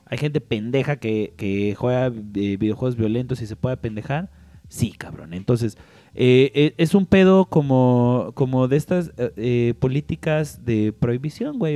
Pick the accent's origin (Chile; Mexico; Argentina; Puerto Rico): Mexico; yo así como mexicano